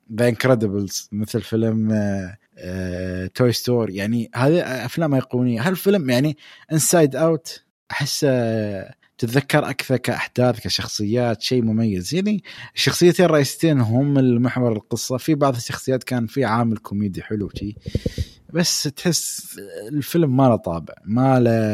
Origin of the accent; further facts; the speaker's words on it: United Arab Emirates; عندنا في الامارات